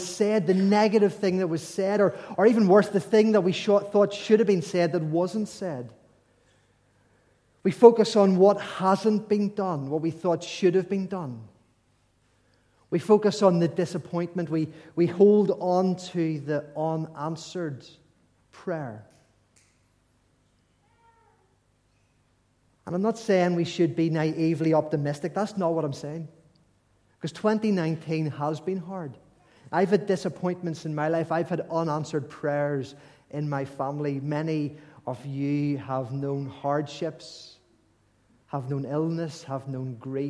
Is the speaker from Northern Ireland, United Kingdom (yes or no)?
yes; Ulster, Northern Ireland, United Kingdom; we're from Northern Ireland, Ulster